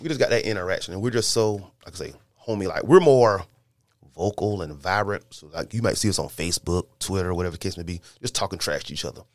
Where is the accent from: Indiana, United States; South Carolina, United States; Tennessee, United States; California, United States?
South Carolina, United States; Lake City; we're all from Lake City, South Carolina